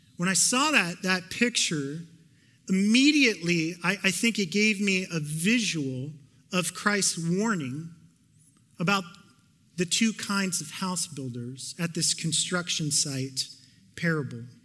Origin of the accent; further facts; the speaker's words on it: Canada; I'm Canadian